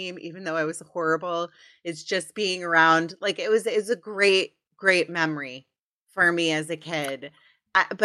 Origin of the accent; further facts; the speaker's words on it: Potomac, Maryland, United States; I grew up in Potomac, Maryland